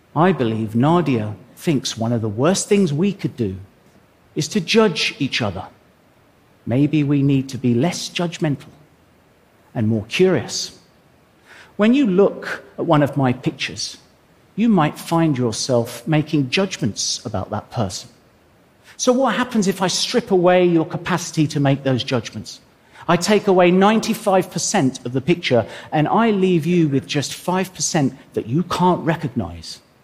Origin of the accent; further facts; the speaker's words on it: England, United Kingdom; I'm an Englishman